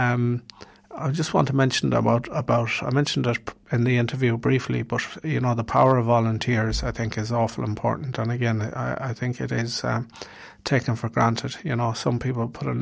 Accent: Ireland; We as Irish people

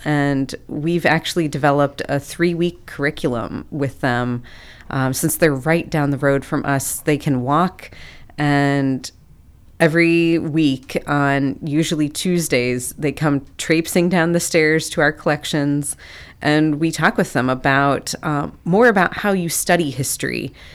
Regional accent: near Akron, Ohio, United States; moved away as an adult; also born or lived in West Africa; now in Athens, United States; I was raised up near Akron

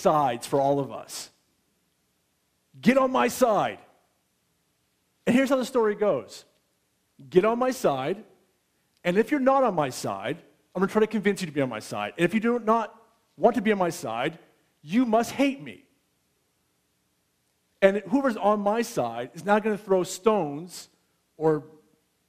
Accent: United States; now in Canada; I'm American

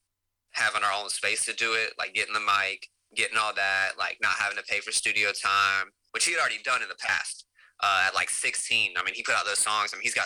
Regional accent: Davie County, near Winston-Salem, North Carolina, United States; moved away as an adult; now in Raleigh, United States; I grew up in Davie County, right outside of Winston, but super small town, real country.

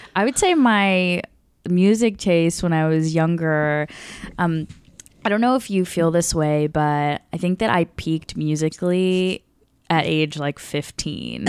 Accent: the South of the United States, United States; me growing up in the South of the United States

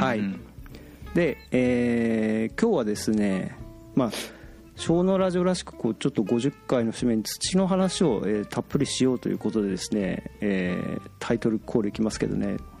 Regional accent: Akita, Japan; moved away; 僕、あの、出身秋田なんですよ。

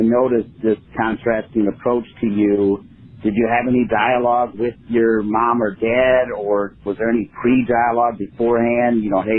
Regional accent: Northwest Ohio, United States; I was raised in Northwest Ohio, where upon reflection, I realized I didn't see a whole lot of people of color

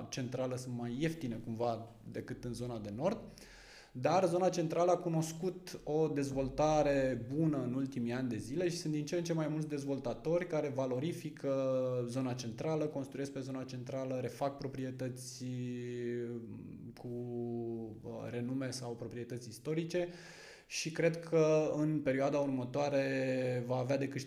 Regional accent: Vâlcea County, Romania; moved away; Da, uh, spuneam că atunci când am venit din Vâlcea am, mi-am căutat o provocare.

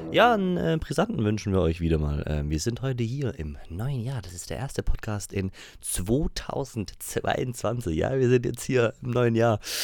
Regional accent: Pforzheim, Baden-Württemberg, Germany; Ich komme ja aus Pforzheim

